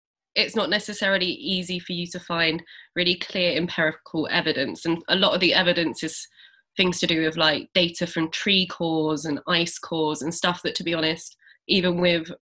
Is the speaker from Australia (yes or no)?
no; London, United Kingdom; I grew up in Southeast London